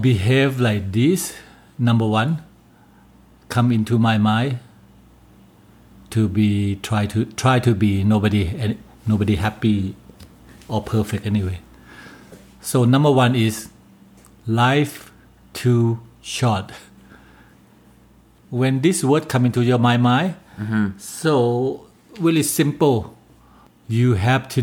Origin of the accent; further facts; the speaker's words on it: Bangkok, Thailand; English is a second language; moved away as an adult; now in Calgary, Canada; I was born and raised in Bangkok, Thailand.